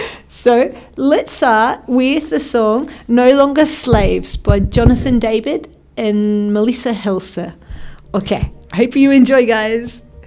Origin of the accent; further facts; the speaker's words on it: Australia; now in Spain; I'm from Australia